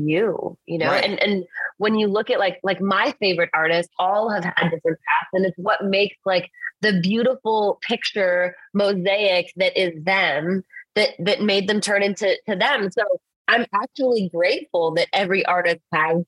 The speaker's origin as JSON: {"language": "English", "town": "Calgary", "region": "Alberta", "country": "Canada", "tie": "born or raised there", "also_born_or_lived": "Los Angeles, United States", "moved": "yes", "lives_now": "Nashville, United States", "said": "a lot of my childhood growing up in Calgary was all about falling in love with the stage"}